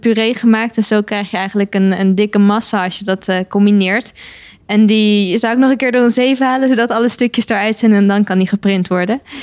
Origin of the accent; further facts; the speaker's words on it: Netherlands